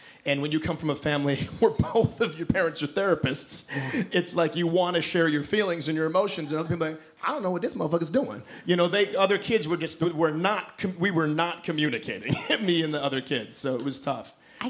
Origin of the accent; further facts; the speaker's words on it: Detroit, Michigan, United States; I grew up in Detroit, and I went to school in a relatively rough neighborhood called Detroit.